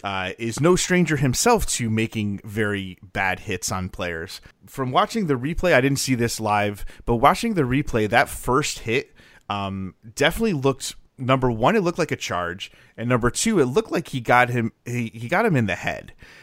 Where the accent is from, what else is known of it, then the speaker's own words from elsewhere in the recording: Northeast, United States; Also, partially, I'm from the Northeast. We talk really fast, and I have to sometimes tell myself to slow down, which is fun.